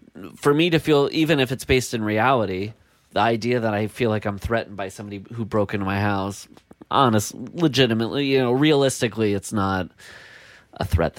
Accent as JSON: {"language": "English", "region": "Iowa", "country": "United States", "said": "I'm from Iowa."}